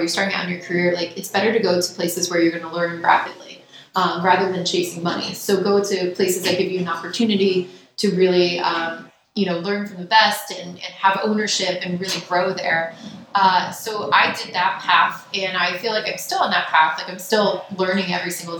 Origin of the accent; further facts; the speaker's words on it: New York, United States; I grew up around New York